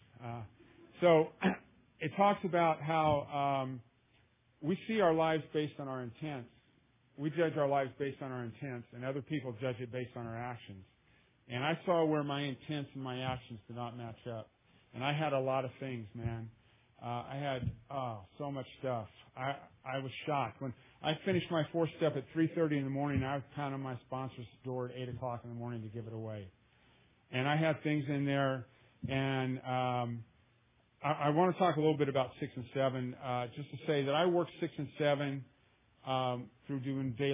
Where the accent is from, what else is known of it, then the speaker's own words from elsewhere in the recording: Louisiana, United States; now in Oakland, United States; I'm from Louisiana